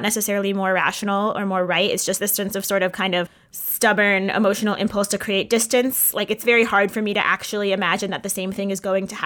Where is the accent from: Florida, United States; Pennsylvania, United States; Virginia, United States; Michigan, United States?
Michigan, United States; Ann Arbor; growing up in Ann Arbor, that Reform temple very much felt like a kind of a second home